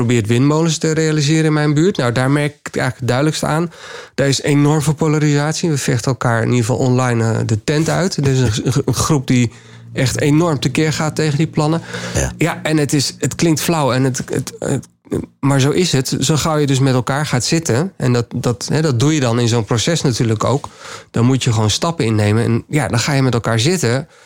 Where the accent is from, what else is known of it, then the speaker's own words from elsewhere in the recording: Suriname; born there; ik, ik, ben, ik ben in Suriname geboren, ben er nog wel twee keer terug geweest.